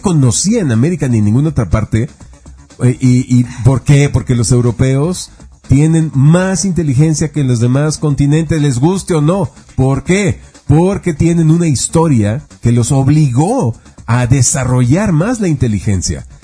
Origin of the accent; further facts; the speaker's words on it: Mexico; los mexicanos pasamos a Estados Unidos